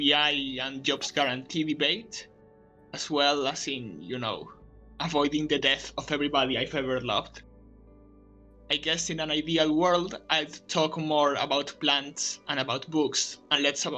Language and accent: English; Spain; also born or lived in United States; I was born and raised in Spain and lived most of my life here in a smallish city in the periphery